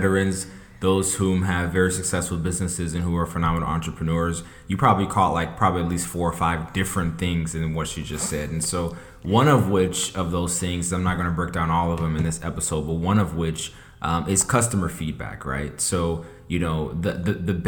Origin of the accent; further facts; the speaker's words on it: Atlanta, Georgia, United States; I'm from Atlanta